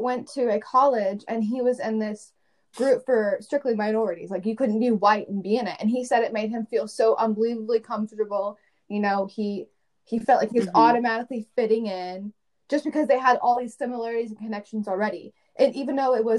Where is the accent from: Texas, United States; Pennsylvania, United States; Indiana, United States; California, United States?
Indiana, United States; Fishers; I grew up in Fisher, so I had a lot more opportunities, and I went to a good school